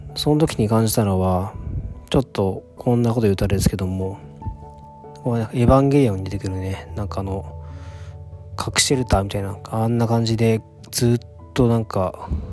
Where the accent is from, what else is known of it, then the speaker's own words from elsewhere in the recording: Tokyo, Japan; also born or lived in Mie Prefecture; 東京育ちなんで 都会育ちなんで